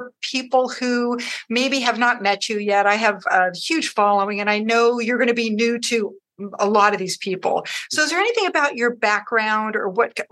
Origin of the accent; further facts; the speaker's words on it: Morgan Hill, California, United States; Morgan Hill, my hometown